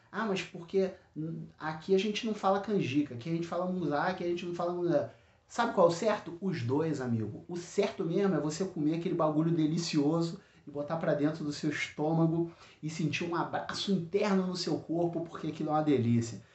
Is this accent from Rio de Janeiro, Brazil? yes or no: yes; Rio de Janeiro, Brazil; Eu aqui como carioca chamo de canjica